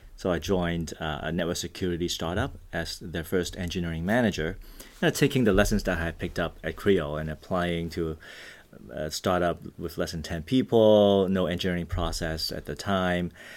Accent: Vancouver, British Columbia, Canada; also born or lived in Hong Kong; I grew up in Hong Kong and Vancouver, Canada

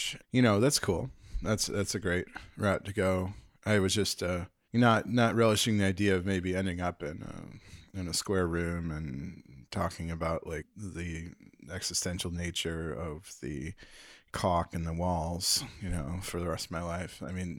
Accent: Park Ridge, Illinois, United States; So suburbs, yeah. I was born in Park Ridge. Lived in a few places, but yeah, I keep coming back to Chicago.

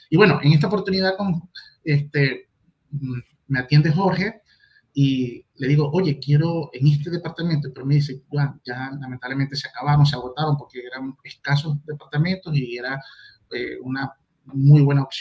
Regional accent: Venezuela; now in Chile; soy extranjero, vengo de Venezuela, ya tengo, voy para seis años acá en Chile, me gustan las arepas y las marraquetas, es un mix.

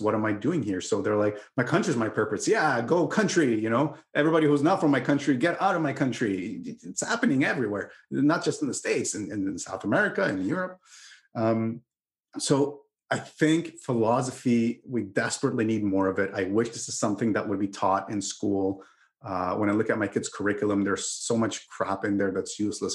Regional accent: Canada; I'm I'm Canadian

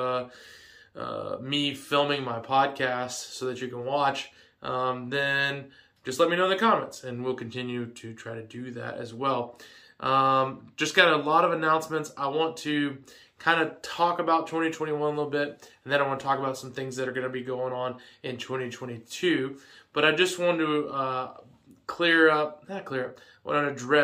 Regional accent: Georgia, United States; I was going to be moving back to Georgia

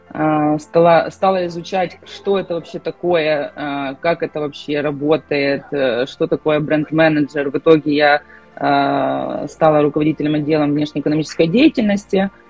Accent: Ukraine; я с Украины, живу в городе Киеве.

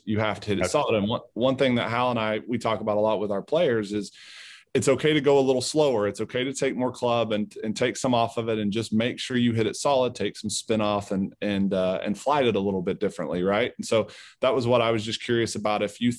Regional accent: just south of Liberal, Southwest Kansas, United States; I grew up in the Southwest Kansas area

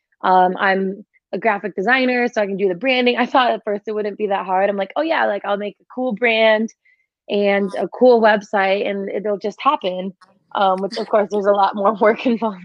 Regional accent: Midwest, United States; also born or lived in Australia; I'm from the Midwest, like pizza and hot dog capital

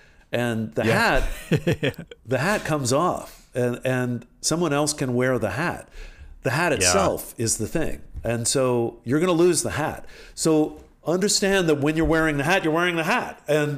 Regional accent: Washington, D.C. area, United States; also born or lived in Paris, France; I grew up outside of Washington, D.C. largely. When we moved back from Paris, we moved back to the Washington area.

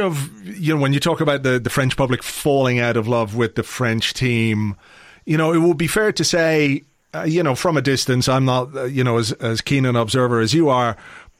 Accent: England, United Kingdom; also born or lived in Ireland; now in Dublin, Ireland; I know, like, as an Irishman, but I was born in England.

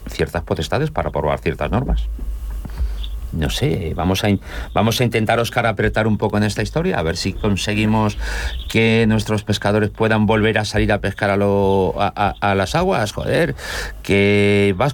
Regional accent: Seville, Andalusia, Spain; also born or lived in Cádiz; sevillano, pero estoy en la linde.

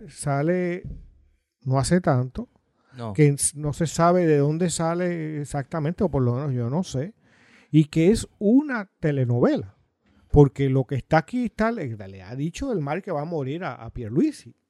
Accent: Puerto Rico; El resto de los puertorriqueños no existimos

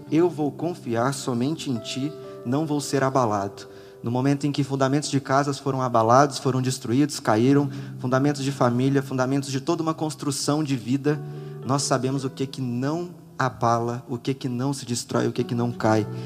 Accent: Rio de Janeiro, Brazil; also born or lived in Goiânia; Eu estava na casa da minha família, em Goiânia. Sou do Rio de Janeiro

